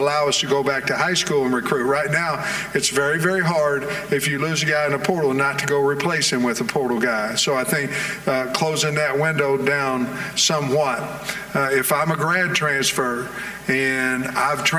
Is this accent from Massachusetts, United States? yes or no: no; Oklahoma, United States; I'm from Oklahoma. Grew up a Sooner fan until I moved out to Eastern Oklahoma, became a Hog fan